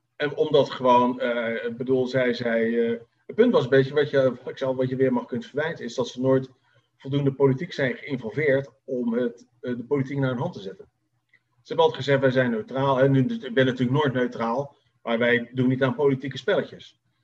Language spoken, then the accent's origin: Dutch; Netherlands; Wij als Nederlanders